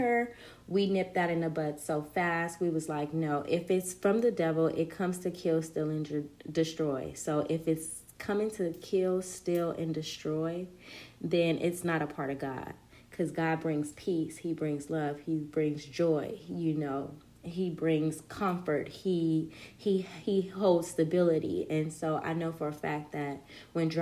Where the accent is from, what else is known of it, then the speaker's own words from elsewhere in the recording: Compton, California, United States; also born or lived in Watts, Los Angeles; I was born in Compton, raised throughout Compton, Watts, Los Angeles County, just the whole nine.